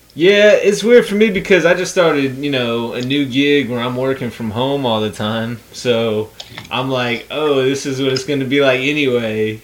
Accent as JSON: {"language": "English", "country": "United States", "said": "Being American"}